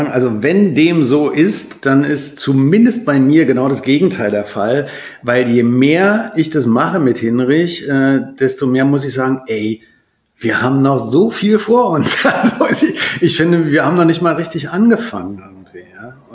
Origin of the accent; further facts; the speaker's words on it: Berlin, Germany; Und es gab eine Zeit, wo ich nach Österreich gefahren bin, als Berliner, in ein Hotel gekommen bin